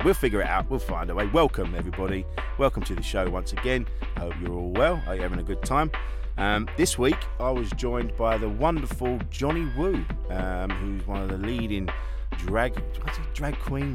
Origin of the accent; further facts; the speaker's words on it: Orpington, London, United Kingdom; I grew up in Orpington